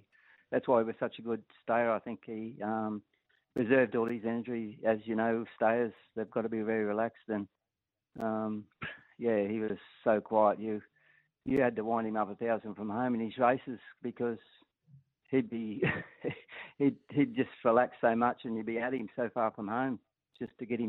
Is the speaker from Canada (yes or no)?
no; Atherton Tableland, Queensland, Australia; I'm originally from the Atherton Tableland in Queensland